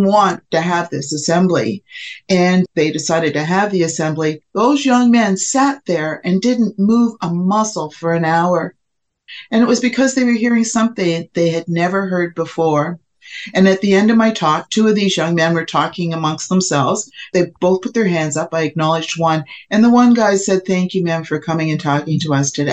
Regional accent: Fort Erie, Ontario, Canada; now in St. Catharines, Canada; I'm from Fort Erie, Ontario, which is right across from Buffalo.

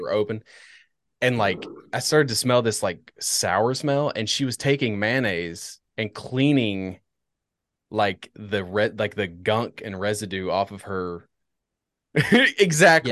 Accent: United States; I'm an American

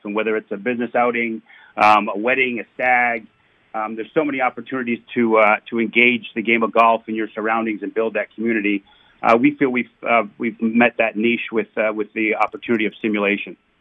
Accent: Canada; I'm a Canadian hockey player slash soccer player

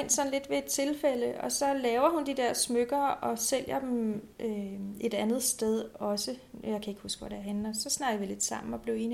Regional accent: Faxe, Zealand, Denmark; also born or lived in Copenhagen / Haslev; Øh, altså Faxe oprindeligt, og så er jeg været og vende København og har boet i Haslev en del år.

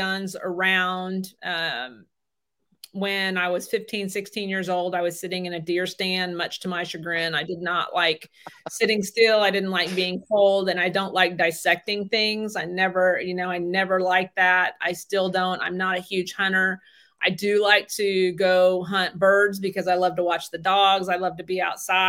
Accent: North Central Missouri, United States; moved away as an adult; also born or lived in Tulsa, Oklahoma; now in Coffeyville, United States; I'm from North Central Missouri

